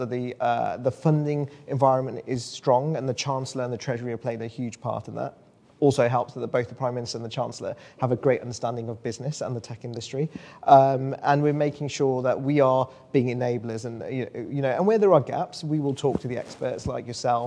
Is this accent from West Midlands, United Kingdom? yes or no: yes; West Midlands, United Kingdom; I'm from the West Midlands